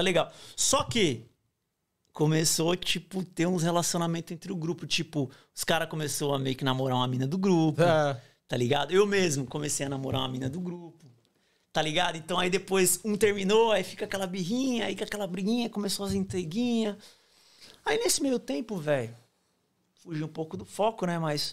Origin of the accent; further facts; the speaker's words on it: Barueri, São Paulo, Brazil; moved away as an adult; now in Australia; sou nascido e criado em São Paulo, Barueri, é, região Oeste.